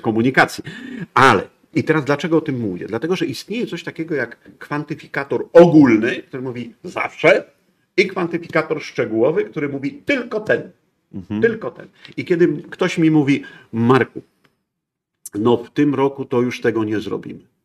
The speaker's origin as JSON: {"language": "Polish", "country": "Poland", "said": "Jestem z Polski, u, to tragedia, bo nie, nie bogaty Niemiec, tylko Polak"}